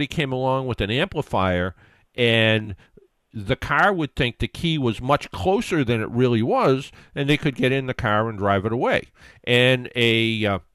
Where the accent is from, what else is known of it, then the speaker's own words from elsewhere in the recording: South Shore, Massachusetts, United States; where I grew up on the South Shore